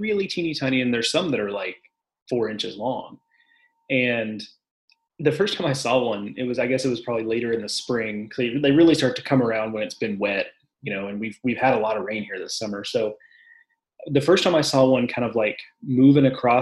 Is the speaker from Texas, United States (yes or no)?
yes; Texas, United States; moved away as an adult; also born or lived in College Station, Texas; now in North Carolina, United States; I'm used to the cockroaches that like are a foot long growing up in Texas